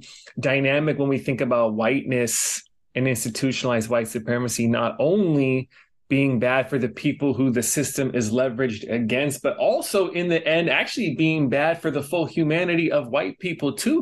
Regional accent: Los Angeles, California, United States; moved away as an adult; also born or lived in New York City; now in Hawaii, United States; I grew up in Los Angeles. I spent some time in New York City and now I'm in Hawaii

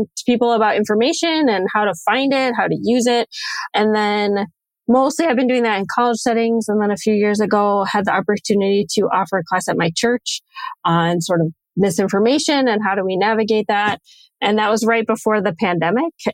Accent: just outside of Chicago, Illinois, United States; moved away as an adult; also born or lived in Western New York; now in Minnesota, United States; I grew up just outside of Chicago, so I'm really from Illinois. I'm not a native Minnesotan, which sometimes I'm reminded of up here

